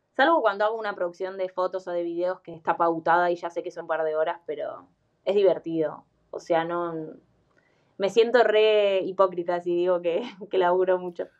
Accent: Buenos Aires, Argentina; Yo soy de Capital Federal

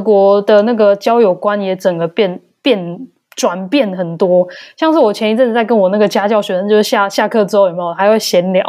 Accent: Taiwan; moved away as an adult; now in Germany; 像我啦、嗯哼。台湾人

